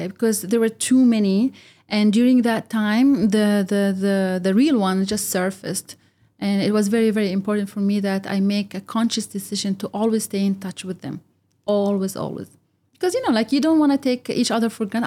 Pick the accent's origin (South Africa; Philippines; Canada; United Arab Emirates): United Arab Emirates; also born or lived in Egypt (ancestry); I'm from Egypt. I was born and brought up here, but I am also not Emirati.